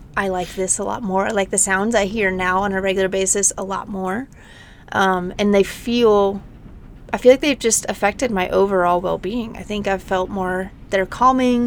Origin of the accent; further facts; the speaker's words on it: Nashville, Tennessee, United States; also born or lived in Denver, Colorado; now in Moab, United States; I grew up in Nashville. I mean, in the suburbs of Nashville